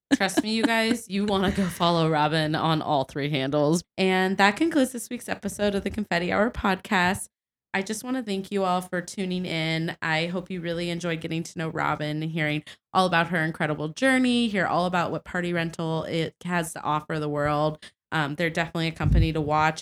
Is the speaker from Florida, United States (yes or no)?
no; Cincinnati, Ohio, United States; moved away; Cincinnati, my hometown